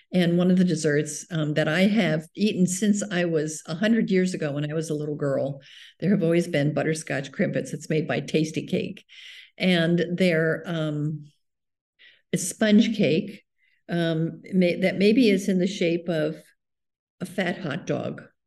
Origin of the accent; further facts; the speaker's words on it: South River, New Jersey, United States; lived in this little town where I grew up in South River, New Jersey